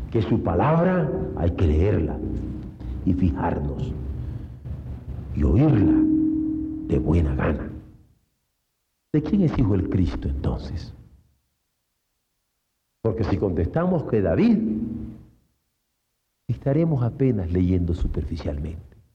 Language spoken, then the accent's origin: Spanish; Mexico; porque soy mexicano y antojado.